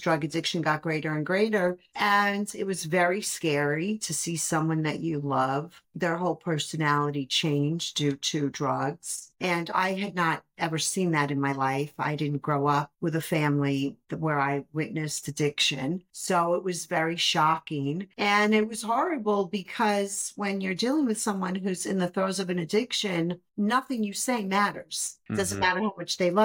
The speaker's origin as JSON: {"language": "English", "town": "New York City", "region": "New York", "country": "United States", "tie": "born or raised there", "said": "I grew up in Brooklyn"}